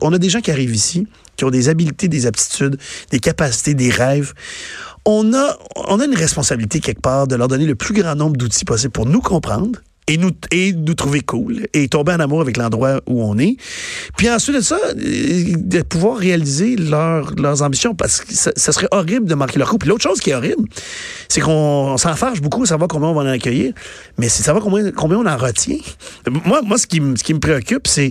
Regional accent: Quebec, Canada; born or raised there

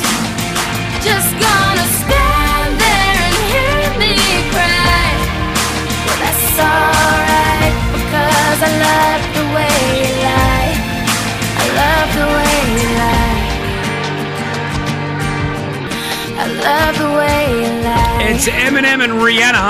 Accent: Australia; now in Dubai, United Arab Emirates; Growing up in Australia

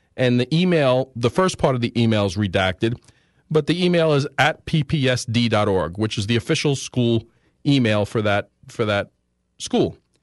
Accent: United States; I speak English, I'm born here.

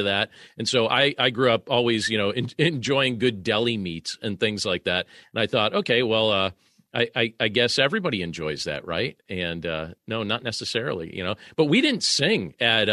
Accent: Pennsylvania, United States; I grew up here in Pennsylvania

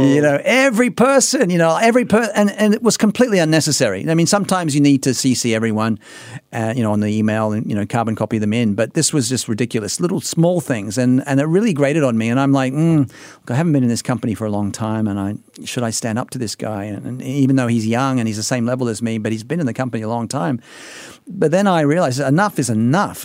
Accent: Australia; being an Australian

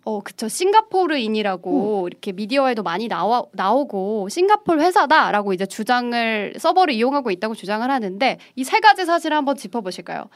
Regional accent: South Korea; 저도 일단은 한국인인지라

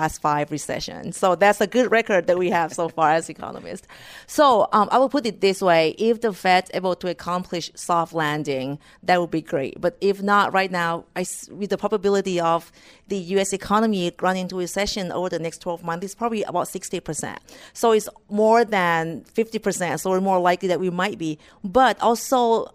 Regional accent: Thailand; moved away as an adult; also born or lived in Iowa, United States; now in United States; I was born and raised in Thailand

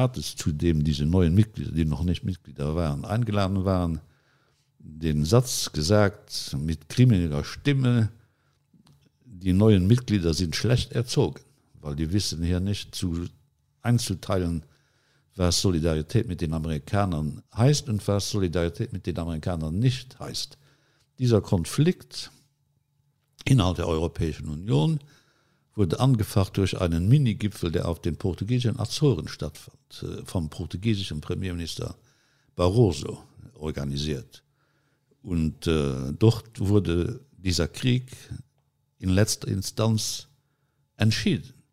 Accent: Luxembourg; dass man als Luxemburger, als kleiner Luxemburger im Gespräch mit den Großen der Welt größere Ohren braucht als die großen Staatenlenker.

